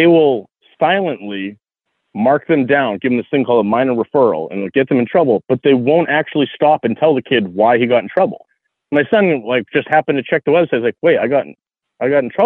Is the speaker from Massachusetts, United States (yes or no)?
yes; Massachusetts, United States; moved away as an adult; also born or lived in Virginia / Las Vegas; now in Tennessee, United States; I was born and raised in Massachusetts